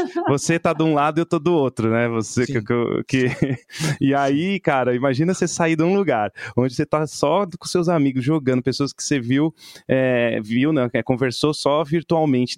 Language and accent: Portuguese; São Paulo, Brazil; eu sou de São Paulo